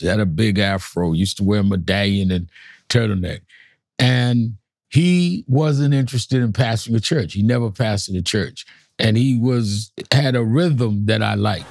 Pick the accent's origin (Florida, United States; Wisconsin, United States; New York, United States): New York, United States; I was born and raised in New York